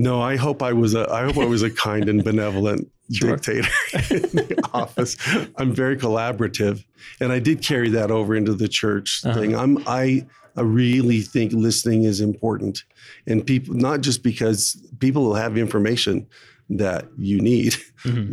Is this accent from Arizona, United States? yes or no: yes; Phoenix, Arizona, United States; I started as a as a lawyer with a large law firm in Phoenix, Arizona, my hometown